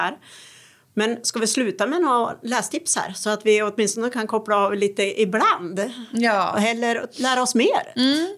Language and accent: Swedish; Gävle, Gävleborg County, Sweden; jag är ju från Gävle